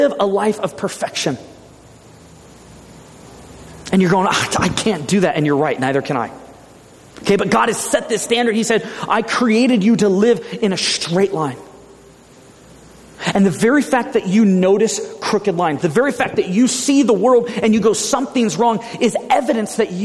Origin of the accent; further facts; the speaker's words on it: Ventura, California, United States; moved away; my hometown in Ventura